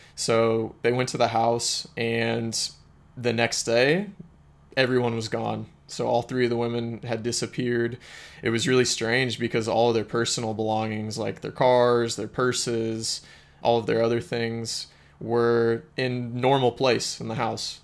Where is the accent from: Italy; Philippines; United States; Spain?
United States; Springfield, Missouri; my hometown in Springfield, Missouri